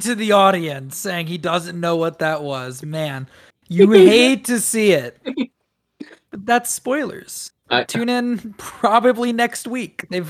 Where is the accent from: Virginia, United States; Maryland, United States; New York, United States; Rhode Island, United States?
Maryland, United States; I'm from Maryland